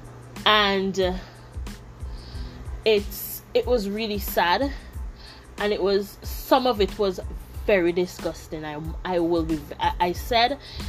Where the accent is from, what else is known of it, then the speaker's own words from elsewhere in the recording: St. Vincent & Grenadines; now in Taiwan; I'm from St. Vincent and the Grenadines